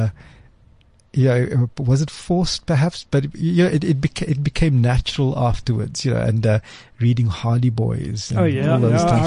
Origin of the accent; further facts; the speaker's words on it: Cape Town, Western Cape, South Africa; I grew up in Cape Town, in Athlone, heart of Cape Town.